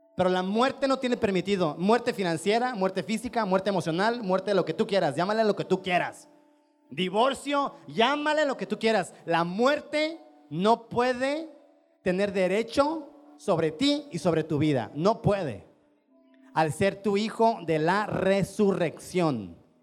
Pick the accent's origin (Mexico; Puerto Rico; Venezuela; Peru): Mexico; Chiapas; nuestro Chiapas